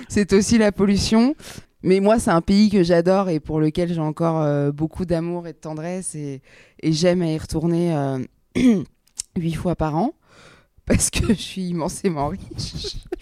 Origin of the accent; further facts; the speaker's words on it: Alexandria, Alexandria Governorate, Egypt; je suis pas né au Caire, je suis né à Alexandrie